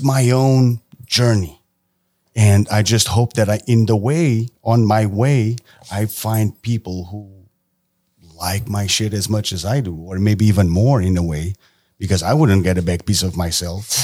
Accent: Portugal; moved away as an adult; I am from Portugal

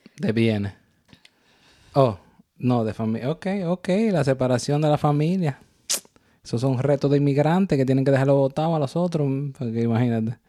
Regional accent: Dominican Republic; now in New York, United States

